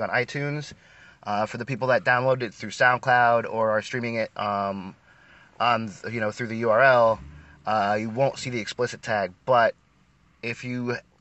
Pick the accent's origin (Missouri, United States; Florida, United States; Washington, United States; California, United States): Florida, United States; we're from Florida